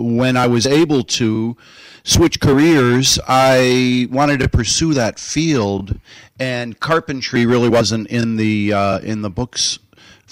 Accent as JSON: {"language": "English", "town": "Chicago", "region": "Illinois", "country": "United States", "moved": "as an adult", "lives_now": "Saugatuck, United States", "said": "almost 30 years in Chicagoland"}